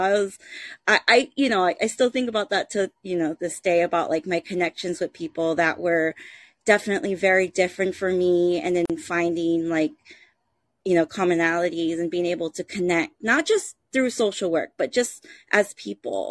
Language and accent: English; Honolulu, Hawaii, United States; born and raised on Hawaii, you know, in Honolulu, Hawaii, on the island of Oahu